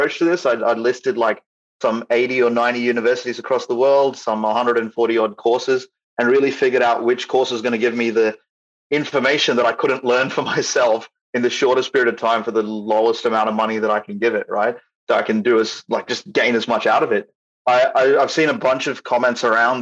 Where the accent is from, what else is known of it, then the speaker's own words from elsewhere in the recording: Australia; I'm from Australia, so I'm not situated in Canada, I'm not situated in USA